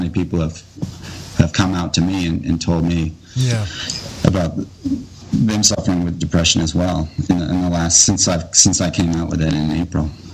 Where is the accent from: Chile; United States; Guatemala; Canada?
United States; born or raised there